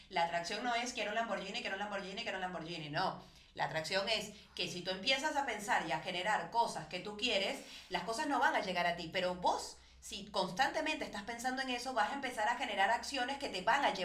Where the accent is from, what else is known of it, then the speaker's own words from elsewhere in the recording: Venezuela; moved away; pobrecita yo, que me vine de Venezuela